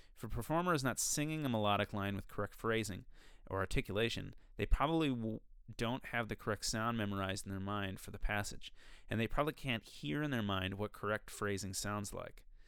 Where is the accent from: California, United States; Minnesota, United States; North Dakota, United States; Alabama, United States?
Minnesota, United States; I'm from Minnesota